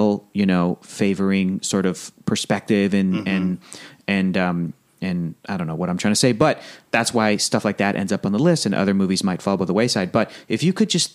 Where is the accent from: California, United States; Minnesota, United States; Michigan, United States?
California, United States; San Diego; now in Los Angeles, United States; Since I grew up in San Diego